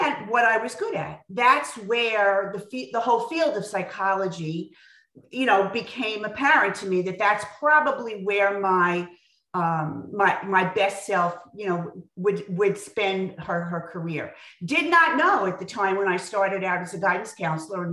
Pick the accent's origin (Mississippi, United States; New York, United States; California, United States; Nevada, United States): New York, United States; Long Island; now in Westchester, United States; I grew up in Long Island